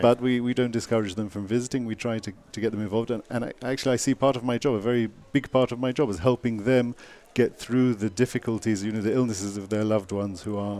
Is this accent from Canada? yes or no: no; England, United Kingdom; From England.